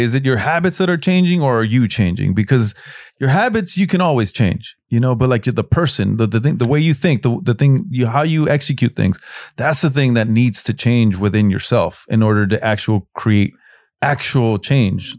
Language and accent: English; Los Angeles, California, United States; I grew up in South Central